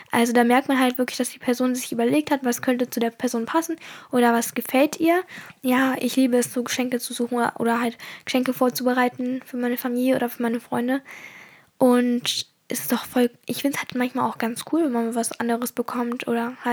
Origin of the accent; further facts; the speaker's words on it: Germany; born there; Also ich bin in Deutschland geboren und deswegen bin ich auch immer in einer deutschen Kultur aufgewachsen.